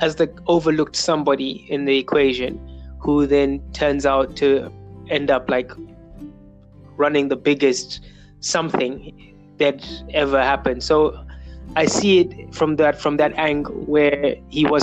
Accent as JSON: {"language": "English", "country": "Zimbabwe", "tie": "born or raised there", "said": "I'm a singer, songwriter, creator from Zimbabwe, born and raised in Zimbabwe"}